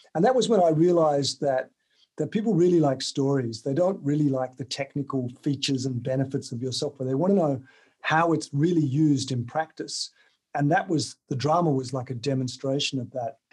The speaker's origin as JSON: {"language": "English", "region": "Tasmania", "country": "Australia", "tie": "born or raised there", "also_born_or_lived": "United Kingdom", "moved": "as an adult", "said": "I grew up in Tasmania"}